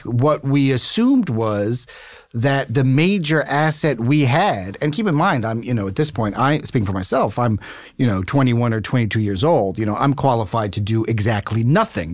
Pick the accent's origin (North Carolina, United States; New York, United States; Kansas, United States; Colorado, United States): New York, United States; New York City; I grew up in New York City